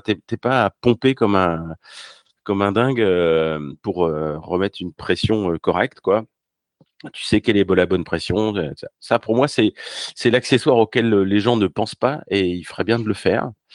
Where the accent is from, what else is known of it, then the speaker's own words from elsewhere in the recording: Paris, Île-de-France, France; also born or lived in Normandy; je suis parisien